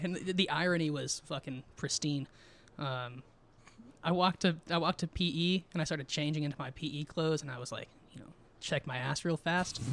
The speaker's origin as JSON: {"language": "English", "town": "Twentynine Palms", "region": "California", "country": "United States", "tie": "born or raised there", "also_born_or_lived": "San Diego, California / Joshua Tree, California / Barstow, California", "said": "I was around six or seven, and I was living in Joshua Tree mm-hmm. for three years. My mm-hmm. dad got stationed in uh, Barstow and then we came back to 29 Palms."}